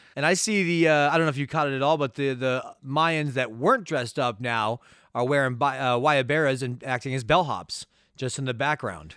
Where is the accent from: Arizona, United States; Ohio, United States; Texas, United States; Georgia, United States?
Arizona, United States; Tucson; we're from Tucson